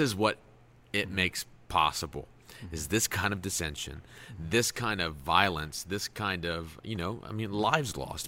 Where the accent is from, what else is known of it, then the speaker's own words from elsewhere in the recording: United States; as an American